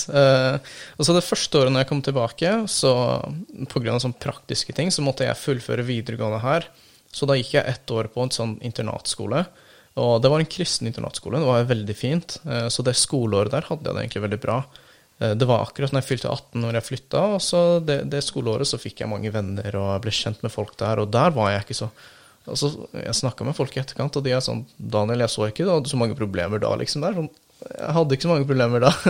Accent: Turkey; now in Norway; jeg gjorde mye og hang mye med venner og sånt når jeg var hjemme i Tyrkia, men så fort jeg kom til Norge, eh, så var jeg veldig ensom.

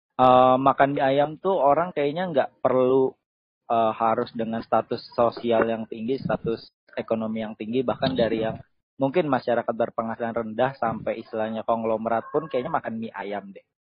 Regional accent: Bekasi, West Java, Indonesia; Asalku dari Bekasi

